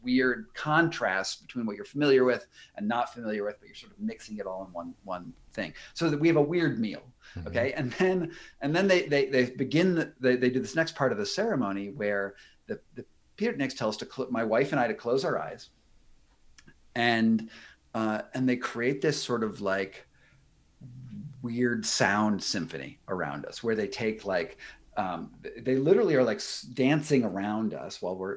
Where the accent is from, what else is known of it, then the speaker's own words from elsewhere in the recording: United States; I'm an American